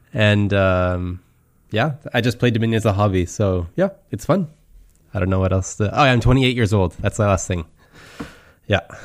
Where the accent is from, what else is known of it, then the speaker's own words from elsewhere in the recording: Canada; moved away as an adult; also born or lived in Switzerland / Germany; now in Brussels, Belgium; I'm from Canada. Uh, I live in Belgium right now. I live in Brussels